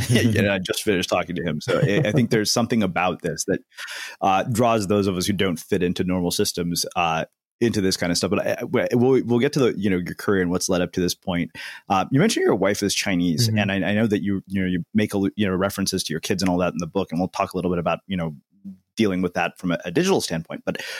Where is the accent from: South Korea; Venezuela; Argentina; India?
India; South India; her husband is Bengali and, you know, we're from South India.